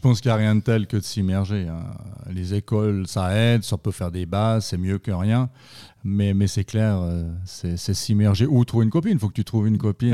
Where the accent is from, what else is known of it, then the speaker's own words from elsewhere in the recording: Yverdon-les-Bains, Vaud, Switzerland; moved away as an adult; also born or lived in Estavayer-le-Lac; now in Fribourg, Switzerland; je viens de la région d'Yverdon, dans le canton de Vaud